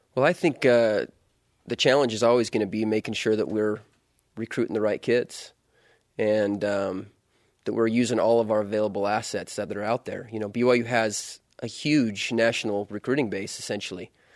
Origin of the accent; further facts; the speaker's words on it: Utah, United States; moved away as an adult; also born or lived in Louisiana; I grew up, uh, in Utah